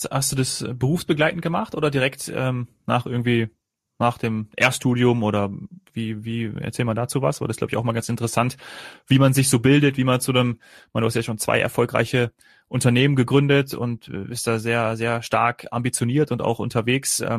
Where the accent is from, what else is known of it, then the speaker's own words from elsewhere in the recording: Hesse, Germany; born there; weil ich bin äh, gebürtiger Nordhesse